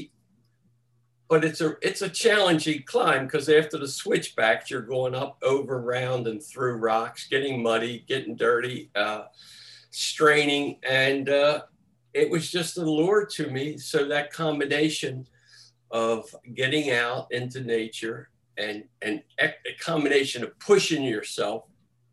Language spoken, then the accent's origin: English; Baltimore, Maryland, United States; also born or lived in Toronto / Chicago; I grew up in East Baltimore, if anybody's familiar with the Herring Run, Sinclair Lane area